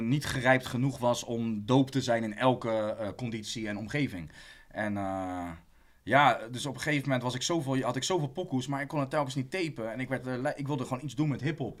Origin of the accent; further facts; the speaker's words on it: Rotterdam, South Holland, Netherlands; also born or lived in Amersfoort; Ik ben geboren en getogen in Rotterdam